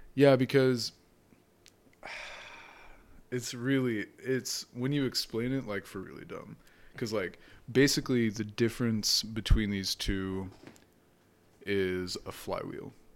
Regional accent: Washington, United States; also born or lived in Palmdale, California; growing up in Washington State

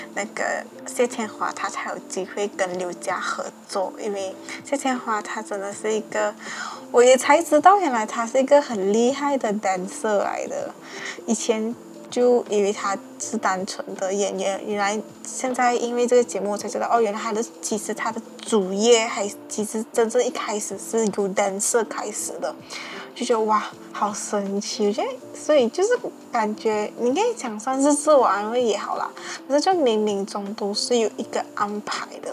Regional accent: Malaysia; 我们马来西亚讲一句话要磨扁咯

